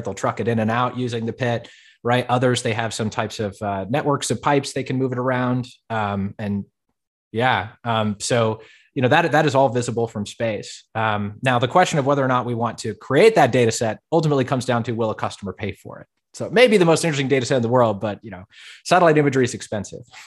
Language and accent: English; Fort Collins, Colorado, United States; I was born and raised in Colorado.